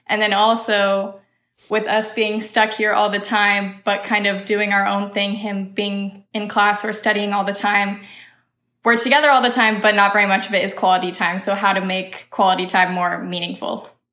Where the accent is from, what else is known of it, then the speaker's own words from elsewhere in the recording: Iowa, United States; now in Missouri, United States; I'm originally from Iowa